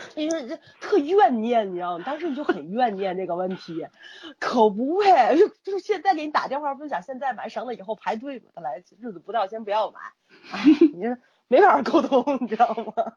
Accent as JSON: {"language": "Chinese", "region": "Tianjin", "country": "China", "accent": "Tianjin dialect", "said": "我们天津话不是说这孩子倍儿宝贝儿吗"}